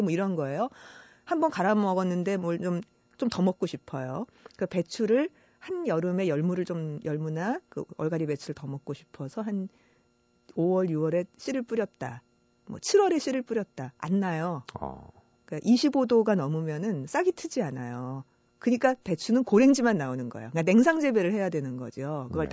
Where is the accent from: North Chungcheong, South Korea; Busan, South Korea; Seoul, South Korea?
Seoul, South Korea; born or raised there; moved away as an adult; also born or lived in Icheon, Gyeonggi